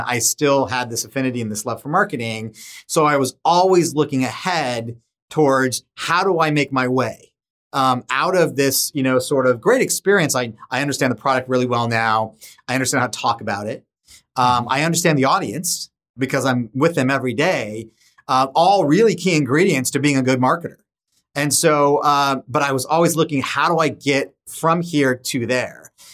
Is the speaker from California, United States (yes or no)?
yes; Solana Beach, California, United States; growing up in San Diego is just, was just a fantastic experience